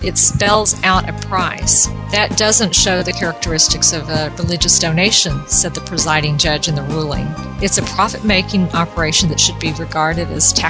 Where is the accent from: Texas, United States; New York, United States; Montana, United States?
Texas, United States; South; I grew up in South Texas